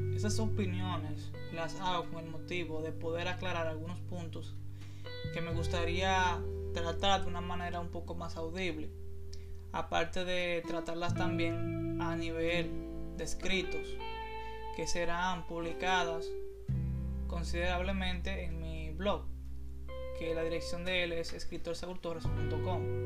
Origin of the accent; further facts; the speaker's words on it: Santiago, Dominican Republic; Soy un joven dominicano de 23 años, escritor y estudiante. Soy proveniente de la provincia de Santiago, de República Dominicana